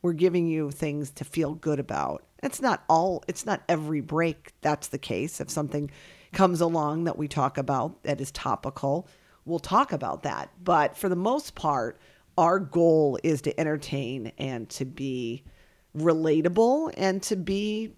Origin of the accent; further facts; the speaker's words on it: New York, United States; because where I grew up in New York, they were a rounder bun.